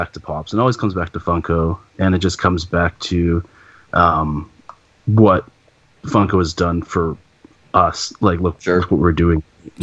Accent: Canada; Being Canadian

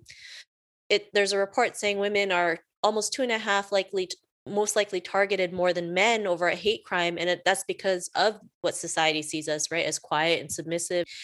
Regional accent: Canada; also born or lived in Philippines; I was born in the Philippines. I moved to Canada with my family when I was 7. And, you know, growing up in Canada

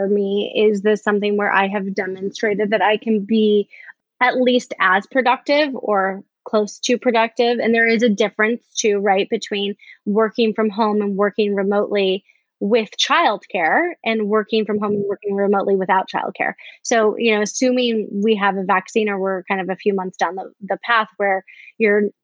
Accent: Chicago, Illinois, United States; I'm from Chicago

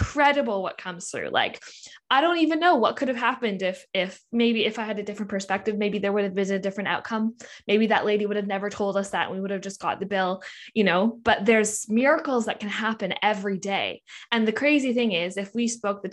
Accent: Canada; I'm Canadian

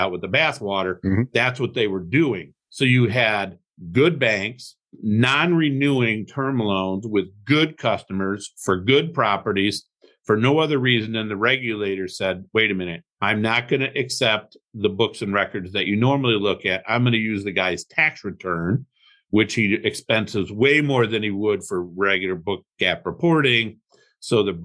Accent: Toledo, Ohio, United States; also born or lived in Cleveland, Ohio; I grew up in Toledo, Ohio. Moved to Cleveland in 1991

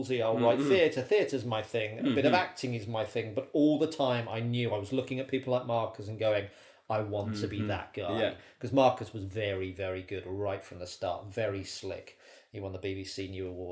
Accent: Birmingham, West Midlands, United Kingdom; moved away as an adult; also born or lived in Bristol; now in London, United Kingdom; I was at university in Bristol, but I lived in Birmingham. I was born in Birmingham.

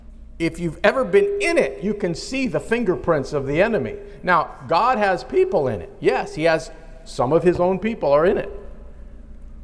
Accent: United States; I am an American citizen

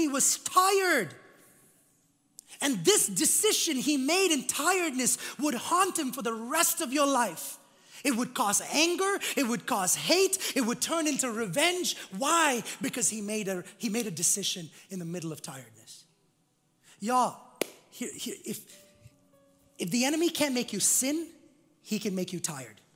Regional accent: India; moved away; I was growing up in India

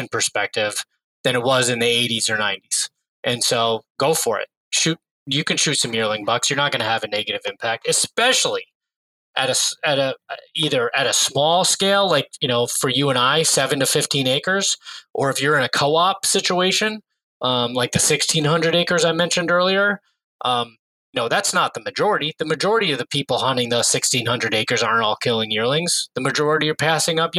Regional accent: New York, United States; I grew up in New York State

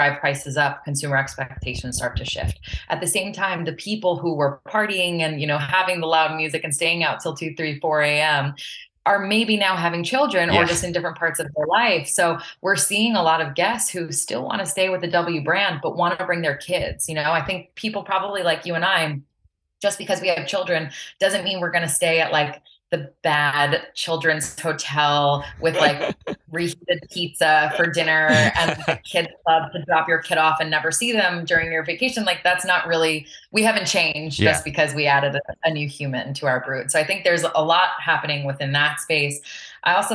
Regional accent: Long Island, New York, United States; I'm from Long Island originally

